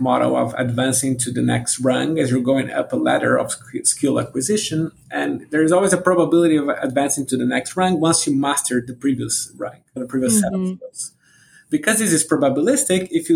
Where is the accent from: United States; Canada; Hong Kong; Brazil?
Brazil; moved away; I'm originally from Brazil